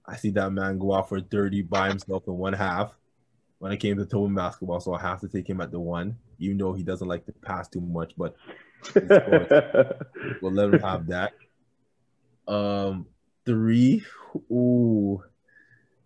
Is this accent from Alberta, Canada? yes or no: no; Brampton, Ontario, Canada; I'm from Brampton.